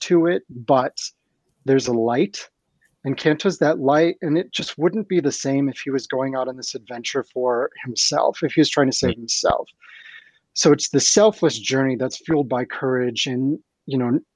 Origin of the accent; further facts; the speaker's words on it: Ohio, United States; my local library in the town where I grew up in Ohio